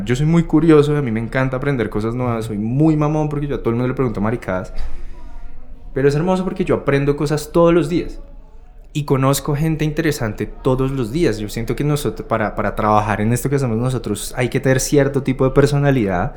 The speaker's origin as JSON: {"language": "Spanish", "region": "Bogotá", "country": "Colombia", "said": "uno como rolo, cachaco, bogotano"}